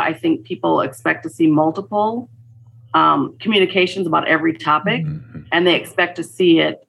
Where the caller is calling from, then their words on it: Minneapolis, Minnesota, United States; I am joining you from Minneapolis, Minnesota.